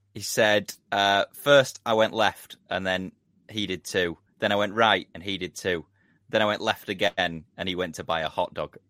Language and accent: English; England, United Kingdom; as an Englishman